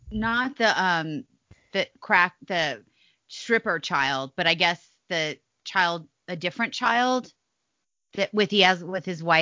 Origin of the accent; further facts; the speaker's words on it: Midwest, United States; I'm a Midwesterner.